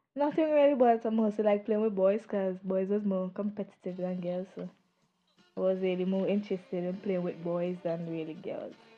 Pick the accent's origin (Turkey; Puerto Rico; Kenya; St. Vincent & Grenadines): St. Vincent & Grenadines; Green Hill; moved away as an adult; now in Raleigh, United States; I'm from Green Hill